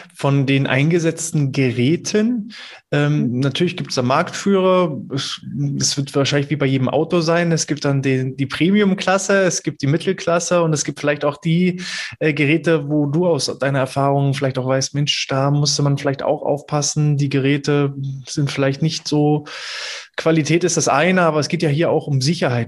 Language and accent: German; Mecklenburg-Vorpommern, Germany; bei uns in Mecklenburg-Vorpommern